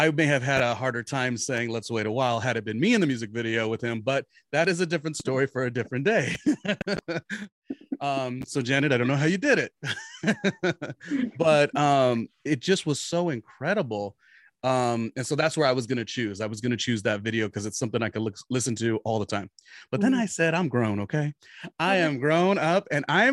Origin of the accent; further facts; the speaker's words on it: Southern California, United States; moved away as an adult; also born or lived in New York City / Weehawken, New Jersey; I grew up in Southern California